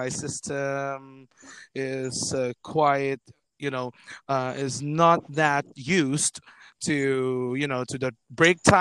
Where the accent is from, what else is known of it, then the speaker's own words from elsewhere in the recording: Roxas City, Western Visayas, Philippines; I'm on air in my hometown in Roja City in the province of Capiz